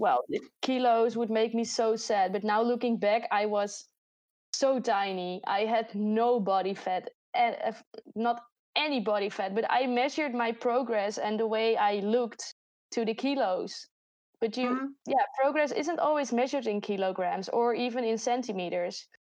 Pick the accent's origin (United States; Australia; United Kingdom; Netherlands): Netherlands; accent: Dutch; English is a second language; I'm from the Netherlands